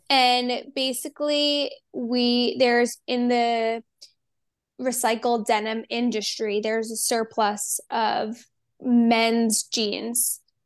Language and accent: English; New Jersey, United States; moved away as an adult; also born or lived in Pennsylvania / Miami; I grew up in New Jersey